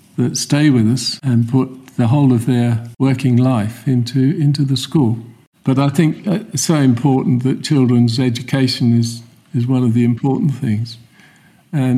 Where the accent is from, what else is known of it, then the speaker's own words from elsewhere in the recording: London, United Kingdom; we come from South Woodford, from Snaresbrook area